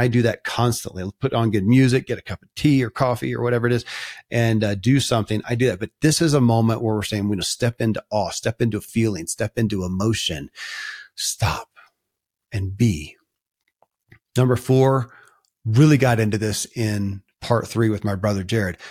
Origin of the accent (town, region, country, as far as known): Kentucky, United States; born or raised there